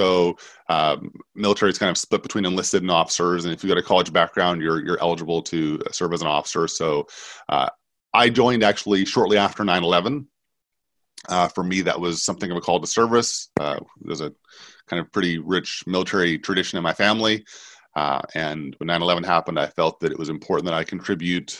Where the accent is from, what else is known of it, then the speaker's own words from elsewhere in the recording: Vancouver, British Columbia, Canada; moved away; Growing up in Vancouver